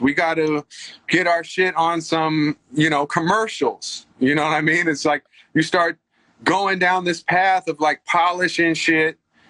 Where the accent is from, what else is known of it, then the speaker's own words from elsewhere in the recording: California, United States; now in Los Angeles, United States; I'm part hippie too, because I grew up in the Bay.